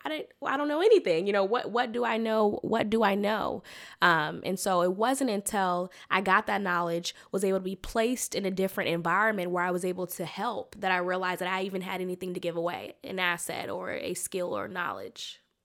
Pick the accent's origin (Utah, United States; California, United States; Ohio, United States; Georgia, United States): California, United States; Sacramento; accent: twang; moved away as an adult; also born or lived in Mobile, Alabama / Hampton, Virginia; now in Washington, D.C., United States; I was raised in Sacramento, California